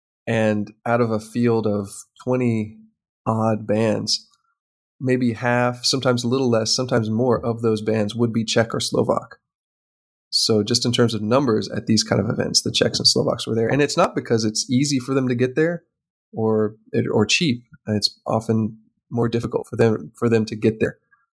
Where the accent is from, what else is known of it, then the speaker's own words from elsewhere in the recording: United States; because I'm an American